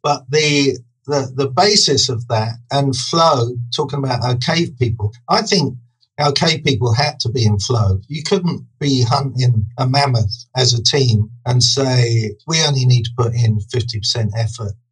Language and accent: English; Brighton, South East England, United Kingdom; I grew up in Brighton